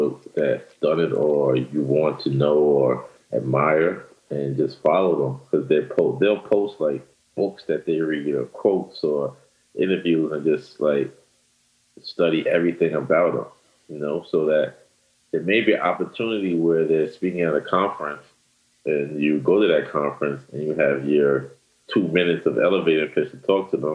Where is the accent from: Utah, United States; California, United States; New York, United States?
New York, United States; I'm from New York. I learned that in New York.